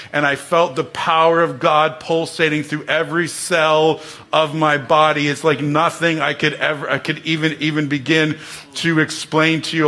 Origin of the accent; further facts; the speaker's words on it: New Jersey, United States; I grew up in the Holy Land, New Jersey